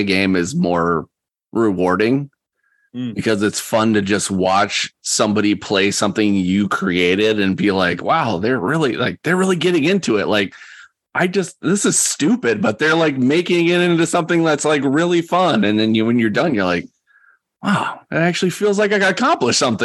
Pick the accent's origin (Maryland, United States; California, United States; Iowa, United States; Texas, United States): California, United States; now in Wisconsin, United States; I grew up in California